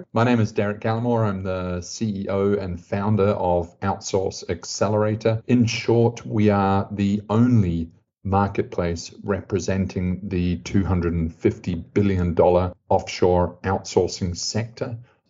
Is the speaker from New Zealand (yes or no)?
yes; New Zealand; also born or lived in United Kingdom / Sydney / London / Manila; I was born in the UK, and then I was raised in New Zealand. And then only later on did I actually spend much time in Sydney. As an adult, I've spent basically my life split between Sydney, London, and Manila.